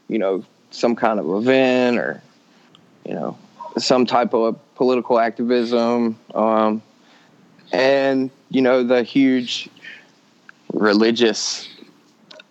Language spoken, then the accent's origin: English; McComb, Mississippi, United States; moved away as an adult; now in San Francisco Bay Area, United States; I'm from Macomb, Mississippi